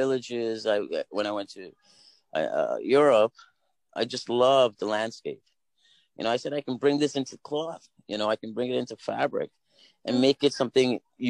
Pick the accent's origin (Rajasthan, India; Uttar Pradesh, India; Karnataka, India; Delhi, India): Delhi, India; in Delhi, we're from Delhi.